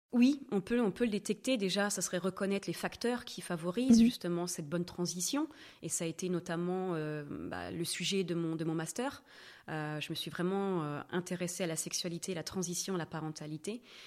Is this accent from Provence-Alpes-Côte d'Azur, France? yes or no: no; Normandy, France; first language French; moved away as an adult; also born or lived in Vienna, Austria; now in Switzerland; Moi, je viens de Normandie